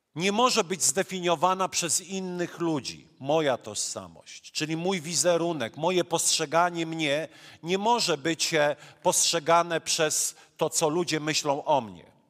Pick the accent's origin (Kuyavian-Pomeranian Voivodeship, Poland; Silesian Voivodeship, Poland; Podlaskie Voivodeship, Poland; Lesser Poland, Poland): Silesian Voivodeship, Poland; accent: Silesian; also born or lived in Masuria; urodziłem się na Mazurach, mieszkam na Śląsku i kiedy miałem półtorej roku, moi rodzice wyjechali na Śląsk